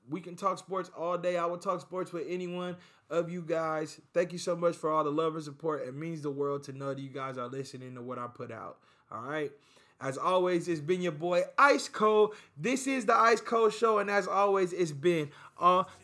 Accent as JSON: {"language": "English", "country": "United States", "said": "even us as a people, Americans, we're more into, like, finding out what our roots are."}